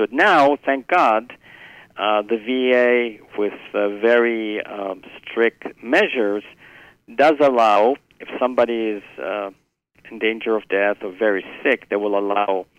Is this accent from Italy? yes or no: yes; Italy; now in New York, United States; I'm originally from Italy